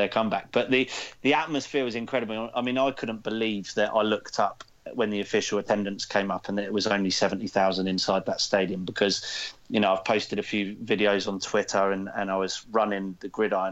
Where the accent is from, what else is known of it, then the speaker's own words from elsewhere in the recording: England, United Kingdom; as an Englishman